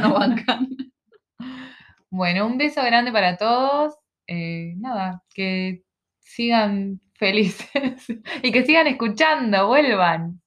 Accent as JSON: {"language": "Spanish", "region": "Montevideo", "country": "Uruguay", "tie": "born or raised there", "also_born_or_lived": "Ciudad de la Costa, Uruguay", "moved": "as an adult", "lives_now": "Australia", "said": "soy uruguaya, somos uruguayas en este momento estamos en Australia"}